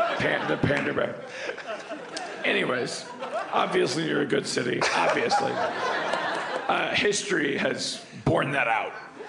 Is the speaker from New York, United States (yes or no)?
yes; New York, United States; Yeah, I'm …. I'm from New York.